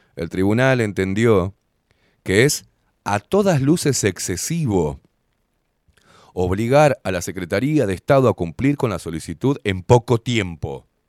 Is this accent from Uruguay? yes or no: yes; Uruguay; todos los que vivimos en este fucking país